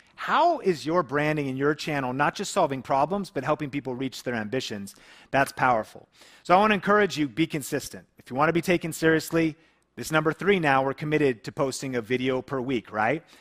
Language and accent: English; Seattle area, Washington, United States; a small town we grew up in together in the Seattle area